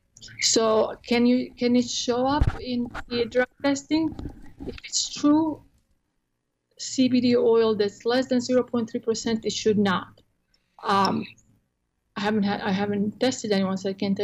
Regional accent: Croatia; English is a second language; now in Texas, United States; I'm in Texas, and I'm from Croatia originally, so I have an accent.

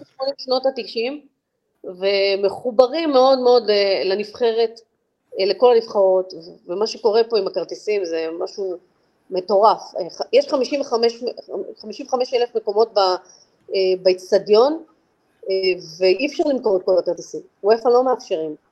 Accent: Israel; moved away as an adult; now in Georgia; בסוף אני ישראלית

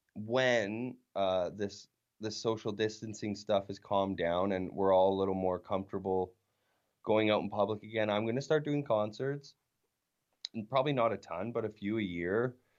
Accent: Weyburn, Saskatchewan, Canada; growing up in Weyburn

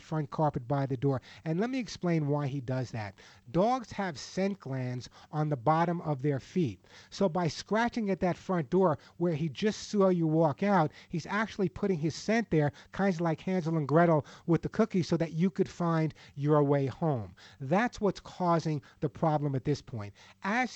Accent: Santa Monica, California, United States; my hometown of Santa Monica, California.

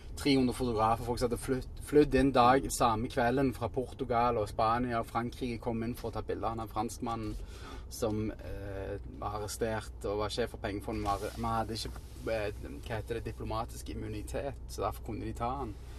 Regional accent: Stavanger, Rogaland, Norway; moved away as an adult; now in New York, United States; jeg var tenåring og bodde hjemme i Norge

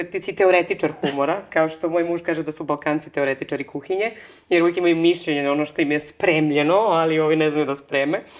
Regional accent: Negotin, Bor District, Serbia; moved away; also born or lived in Belgrade, Serbia / Barcelona, Spain; ja sam inače rodom iz Negotina

